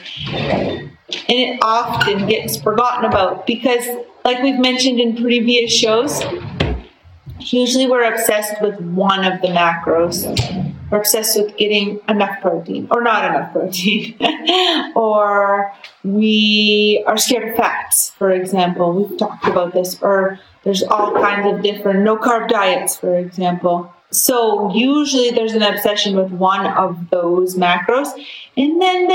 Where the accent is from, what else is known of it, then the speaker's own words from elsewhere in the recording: East Coast, Canada; now in Alberta, Canada; I grew up on the East Coast. We don't really do steak